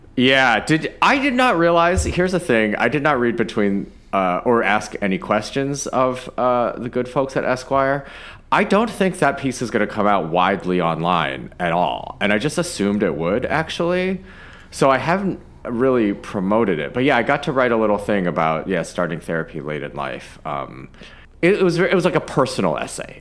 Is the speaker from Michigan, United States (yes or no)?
yes; Ann Arbor, Michigan, United States; I was born in Ann Arbor